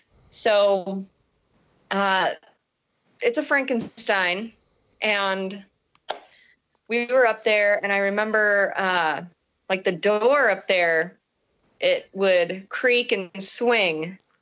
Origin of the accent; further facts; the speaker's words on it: Chicago, Illinois, United States; I'm like, yeah, that's fine. We're from the Chicago area. It's fine.